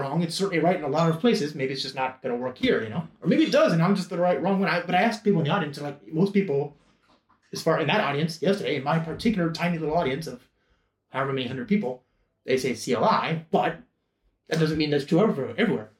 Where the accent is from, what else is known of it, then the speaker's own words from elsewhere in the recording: United States; an American English speaking nerd